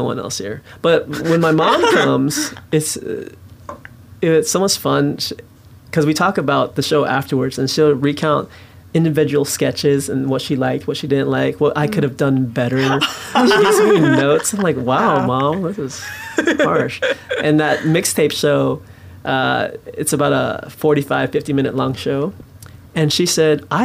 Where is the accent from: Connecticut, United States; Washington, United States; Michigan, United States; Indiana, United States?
Washington, United States; Kent; In a suburb of Seattle, Kent, okay. Valley General Hospital is where I was born